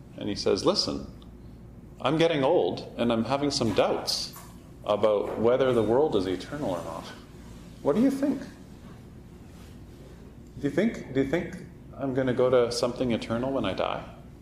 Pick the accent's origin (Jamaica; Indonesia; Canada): Canada; we're Canadian